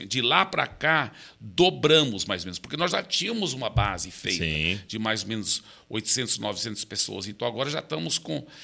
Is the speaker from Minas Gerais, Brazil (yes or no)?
yes; Belo Horizonte, Minas Gerais, Brazil; born there; E eu fui o único que nasci no Brasil. É, meus pais estavam plantando igrejas em Minas Gerais, e eu nasci em Belo Horizonte.